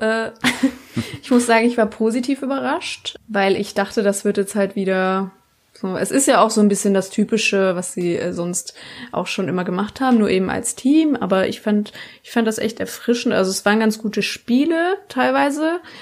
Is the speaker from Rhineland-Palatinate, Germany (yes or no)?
no; Baden-Württemberg, Germany; ich komme aus Baden-Württemberg